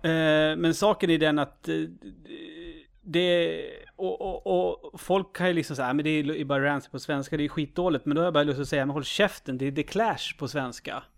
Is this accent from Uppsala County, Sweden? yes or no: yes; Uppsala, Uppsala County, Sweden; jag är ju från Uppsala